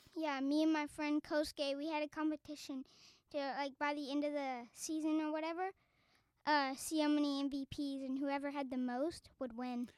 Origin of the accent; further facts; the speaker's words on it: Arlington, Texas, United States; moved away; I'm from Arlington, Texas